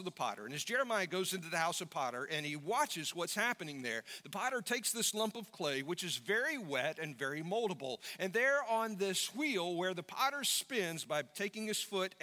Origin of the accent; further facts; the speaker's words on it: United States; as American Christians, what we have to understand as believers here in the United States of America